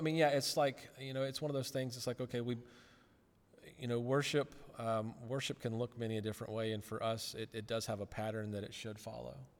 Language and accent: English; Rock Hill, South Carolina, United States; born or raised there; moved away as an adult; also born or lived in Chattanooga, Tennessee